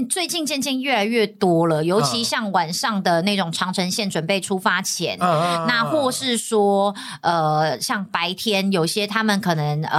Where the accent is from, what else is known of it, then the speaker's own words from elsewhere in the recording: Taiwan; 我们台湾这边就是没有啦，就你要看航空公司有没有签约。